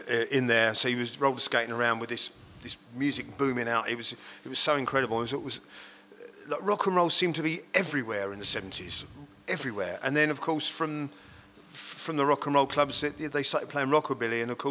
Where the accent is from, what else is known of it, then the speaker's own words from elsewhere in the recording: Hadleigh, East of England, United Kingdom; Born and bred in Hadley.